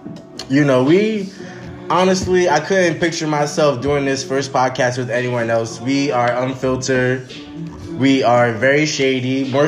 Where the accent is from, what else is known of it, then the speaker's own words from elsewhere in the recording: New Jersey, United States; I'm from Jersey.